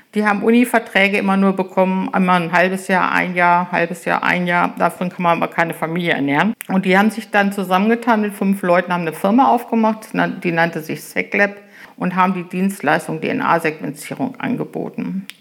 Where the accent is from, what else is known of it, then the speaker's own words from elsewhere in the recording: Germershausen, Lower Saxony, Germany; moved away as an adult; also born or lived in Göttingen; now in Holtensen, Germany; Ich komme aus dem Eichsfeld, aus Germershausen, einem kleinen Ort am Seeburger See, jüngste von vier Kindern. Ich bin auf einem Bauernhof groß geworden